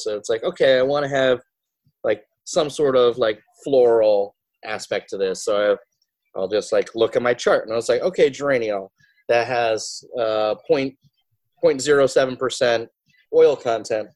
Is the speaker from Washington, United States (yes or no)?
no; Altamont, New York, United States; I'm originally from that area. It's like, oh, we're a small town called Altamont.